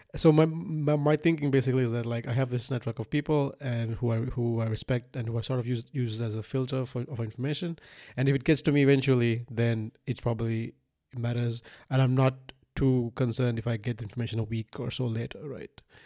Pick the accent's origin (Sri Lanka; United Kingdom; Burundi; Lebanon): Sri Lanka; moved away; I was born in Sri Lanka in nineteen ninety-one